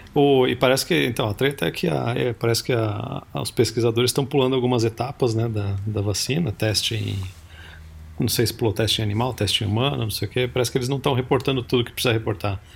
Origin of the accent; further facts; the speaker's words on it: Piracicaba, São Paulo, Brazil; é Piracicaba, Foró, essa é minha cidade natal